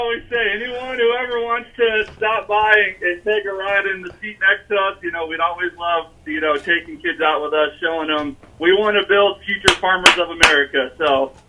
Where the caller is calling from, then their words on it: Nevada, Iowa, United States; Nevada, Iowa.